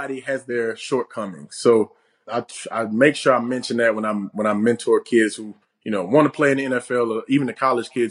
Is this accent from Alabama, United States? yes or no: yes; Alabama, United States; my hometown